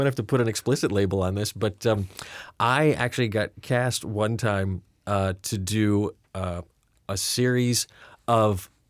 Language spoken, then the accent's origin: English; Rhode Island, United States; I'll tell you why I have no distinguishable accent because, again, I'm from Rhode Island, so I should have one, and I used to have one.